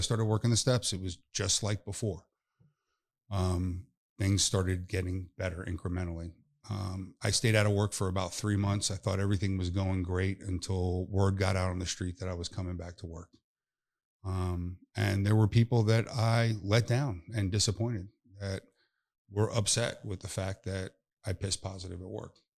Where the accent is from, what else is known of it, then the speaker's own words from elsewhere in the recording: North Palm Beach, Florida, United States; my hometown in North Palm.